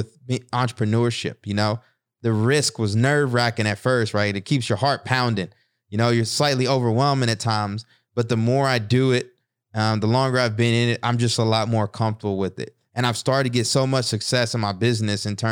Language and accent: English; East Texas, United States; moved away; also born or lived in Newark, New Jersey; Being a kid growing up in East Texas